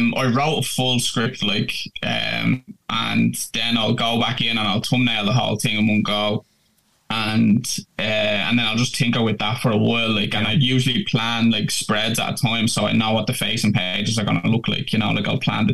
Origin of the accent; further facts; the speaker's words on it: Dublin, Leinster, Ireland; my hometown, like, which is Finglas in Dublin